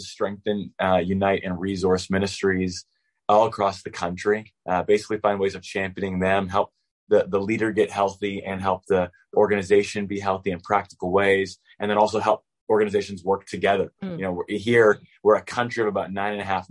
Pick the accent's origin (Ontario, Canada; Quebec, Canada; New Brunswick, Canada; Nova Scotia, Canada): Ontario, Canada; Toronto; moved away as an adult; now in Israel; I grew up in Toronto, Canada